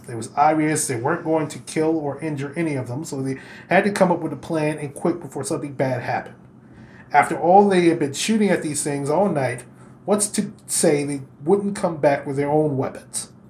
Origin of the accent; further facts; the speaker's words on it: Kentucky, United States; Why? Because I'm from Kentucky.